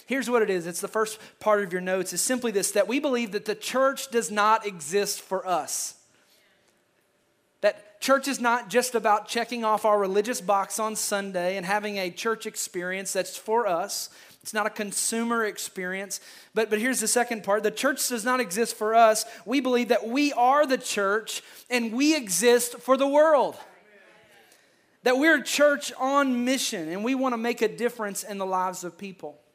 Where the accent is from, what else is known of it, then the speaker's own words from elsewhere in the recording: Kentucky, United States; I am from Kentucky